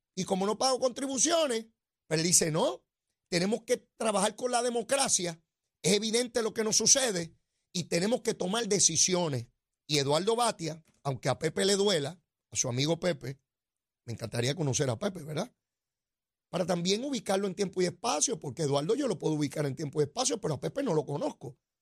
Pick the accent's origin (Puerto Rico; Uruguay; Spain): Puerto Rico; Somos ciudadanos americanos y entramos y salimos cuando nos dé la gana